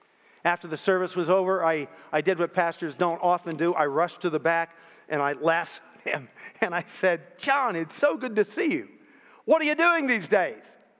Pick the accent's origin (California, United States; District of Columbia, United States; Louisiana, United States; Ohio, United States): Ohio, United States; Canton; 14 years later, I came back to my hometown, Canton, Ohio. Took up a pastoral call there in one of the churches in my hometown.